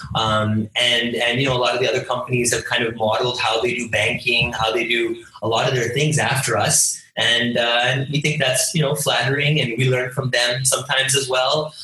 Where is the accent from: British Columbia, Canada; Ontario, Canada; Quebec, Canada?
Ontario, Canada; Toronto; moved away as an adult; now in India; my parents are from India. I was born and raised in Canada